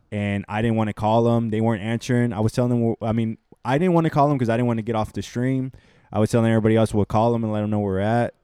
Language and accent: English; Houston, Texas, United States; I'm from Houston, Texas